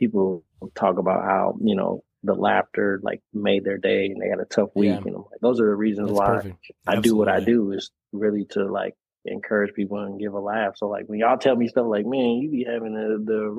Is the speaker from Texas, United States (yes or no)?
no; Minneapolis, Minnesota, United States; I was born and raised in Minneapolis, so I'm a Minneapolis kid.